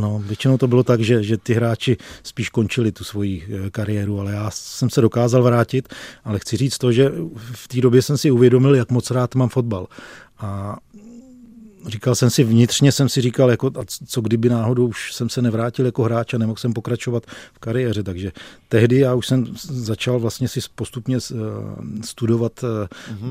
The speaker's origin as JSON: {"language": "Czech", "town": "Plasy", "region": "Plzeň Region", "country": "Czechia", "tie": "born or raised there", "said": "já pocházím, eh, z Plzeňska, narodil jsem se v Plzni, ale vyrůstal jsem kousek, eh, v městečku vedle Plzně, v městečku Plasy"}